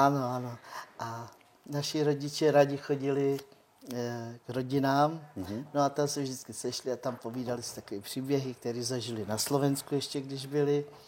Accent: Rokycany, Plzeň Region, Czechia; first language Romani; Czech is a second language; also born or lived in United Kingdom; já jsem se narodila už tady v Čechách

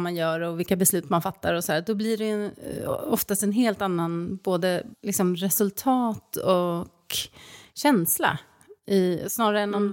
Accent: Stockholm, Stockholm County, Sweden; moved away as an adult; also born or lived in Norrköping; flytta liksom då från min hemstad, då Stockholm, till Norrköping

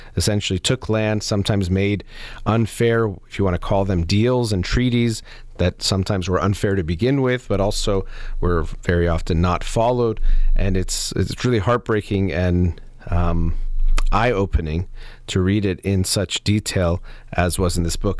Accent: United States; growing up in the United States

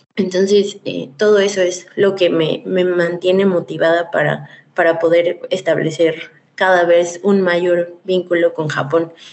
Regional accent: Mexico; como mexicana

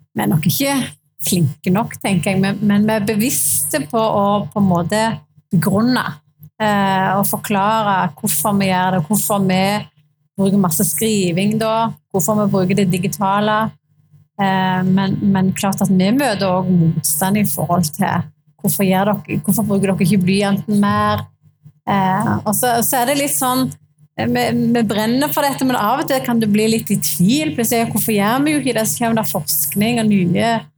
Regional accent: Bryne, Rogaland, Norway; Jeg kommer fra Bryne

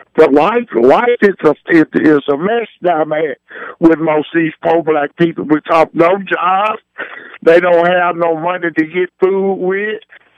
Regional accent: Mississippi, United States; moved away; you know, I've been in this city for 50 years. I came here from Mississippi.

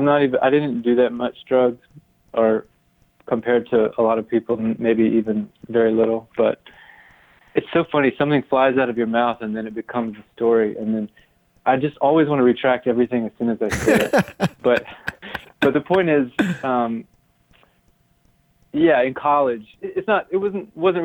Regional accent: Tifton, Georgia, United States; moved away as an adult; also born or lived in Iowa City, Iowa / Amherst, Massachusetts; I'm from Tifton, Georgia, which is a small town in South Georgia

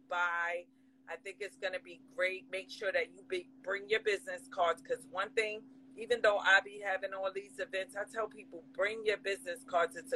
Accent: New York City, New York, United States; I grew up in the Bronx.

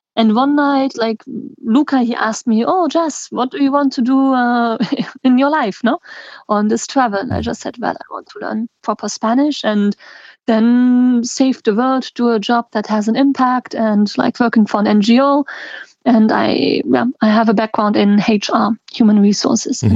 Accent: the German speaking part, Wallonia, Belgium; I'm from Belgium, the German speaking part

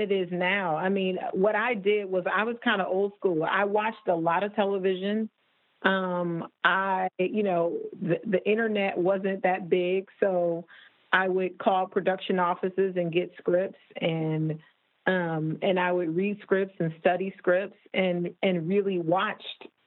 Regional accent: Toledo, Ohio, United States; moved away as an adult; also born or lived in Michigan / Chicago; now in Los Angeles, United States; I'm from Toledo, Ohio, and went to school in Michigan

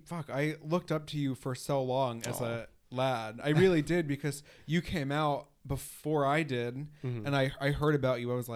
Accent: Putnam Valley, New York, United States; accent: New York; Okay, so Vinny and I grew up in the same area. I grew up in a town called Putnam Valley.

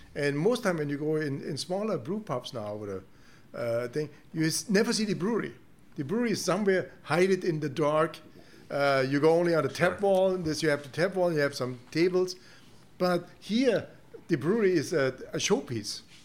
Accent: Germany; English is a second language; moved away as an adult; also born or lived in Canada; now in Houston, United States; I'm come from Germany

